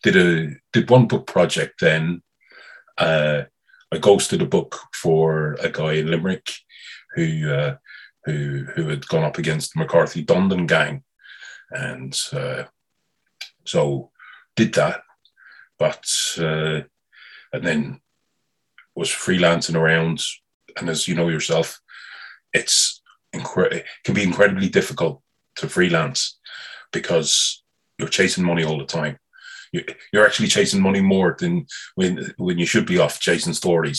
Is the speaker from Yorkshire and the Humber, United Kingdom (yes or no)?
no; London, United Kingdom; moved away; also born or lived in Galway, Ireland / Dublin, Ireland; I was born in North London